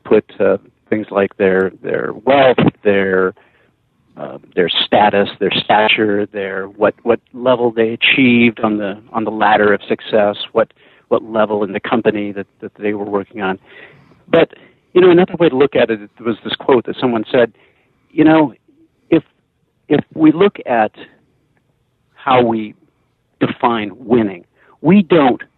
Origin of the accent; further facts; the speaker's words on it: San Jose, California, United States; I grew up in the San Francisco Bay Area, in the South Bay, in San Jose, Santa Clara.